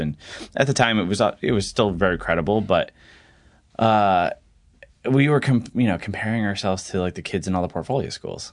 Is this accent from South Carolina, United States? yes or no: no; southeastern Connecticut, United States; I grew up in southeastern Connecticut, uh, near Mohegan Sun Casino, like five minutes from there